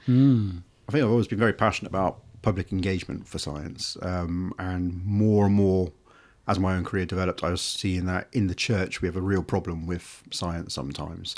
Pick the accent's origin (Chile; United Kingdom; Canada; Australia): United Kingdom; Devon, South West England; I grew up on farms in Devon, dark skies, animals and wildlife everywhere.